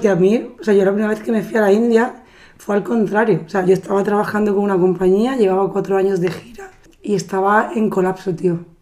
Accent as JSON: {"language": "Spanish", "region": "Andalusia", "country": "Spain", "said": "yo como andaluza"}